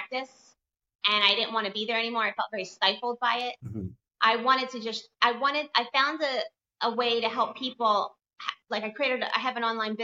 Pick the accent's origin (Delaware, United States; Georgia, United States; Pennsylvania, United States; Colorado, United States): Delaware, United States; moved away as an adult; now in Miami, United States; leave my hometown of Delaware and move to Miami